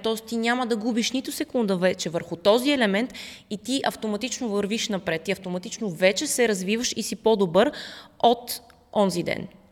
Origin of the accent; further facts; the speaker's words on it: Russia; also born or lived in Netherlands; now in Bulgaria; аз по принцип съм в, от Русия и там съм си изкарала детството